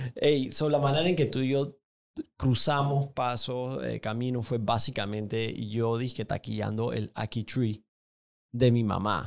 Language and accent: Spanish; Panama City, Panama; yo crecí en Paitilla, diagonal a mi casa